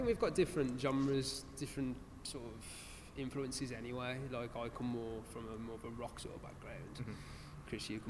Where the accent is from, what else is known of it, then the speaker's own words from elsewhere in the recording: Cannock, West Midlands, United Kingdom; we're originally from Cannock, so it's nice to play somewhere local to us.